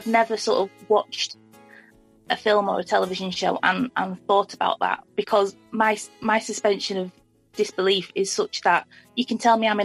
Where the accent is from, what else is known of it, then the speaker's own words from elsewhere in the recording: near Liverpool, North West England, United Kingdom; I grew up, you know, near Liverpool.